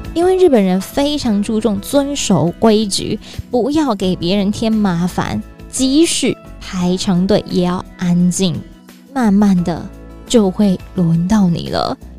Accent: Taiwan; 我们台湾人很热情

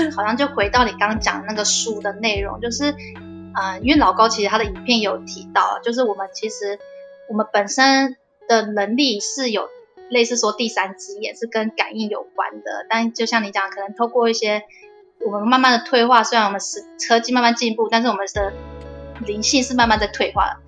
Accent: Taichung, Taiwan; 我是台中人

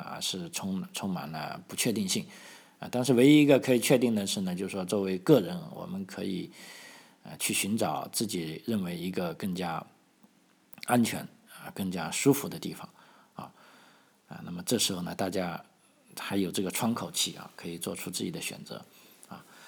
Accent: China; now in Australia; 我们中国的这个，啊，红领巾也好，这个共青团也好

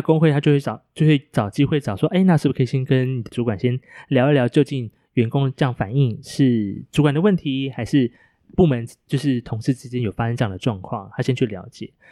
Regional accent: Hualien, Hualien County, Taiwan; moved away; 我的家乡花莲

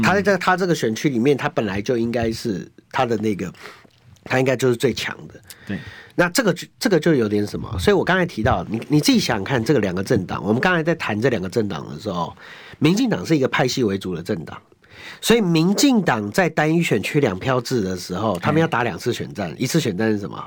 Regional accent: Taipei, Taiwan; 我从小到大就用木栅长大

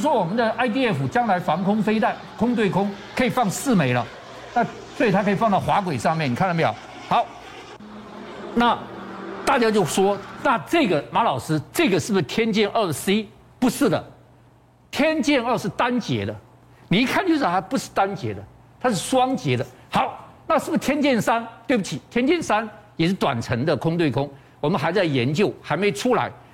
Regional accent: Taiwan; 我们台湾人

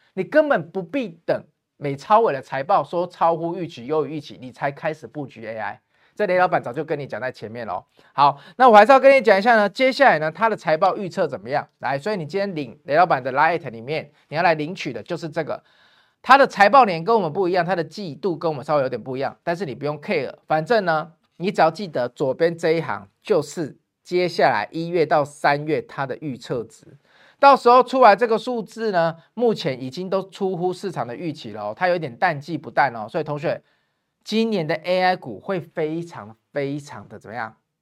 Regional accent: Taiwan; 我们台湾人

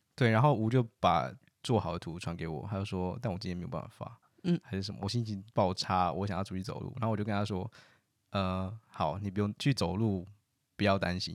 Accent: Taiwan; moved away as an adult; now in Netherlands; 我们是台湾人，那我们不能带我们的家人进来，就算我们住在这

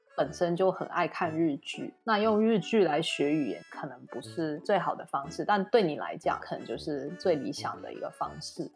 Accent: Singapore; 我本身是新加坡人

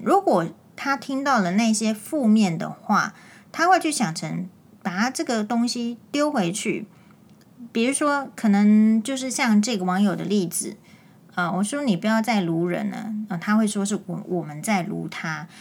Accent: Taiwan; 就是我们是台湾人

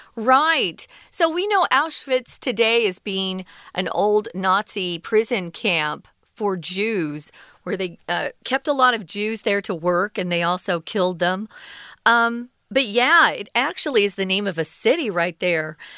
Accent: United States; now in Taiwan; I reside in Taiwan. I wasn't born here. I'm an American citizen, but I do reside in Taiwan

